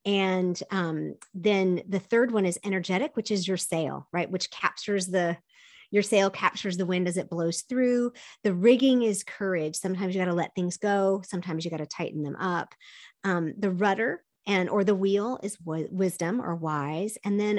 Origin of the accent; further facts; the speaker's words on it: South Korea; My parents were missionaries. I grew up in Korea, and we would go to the beach.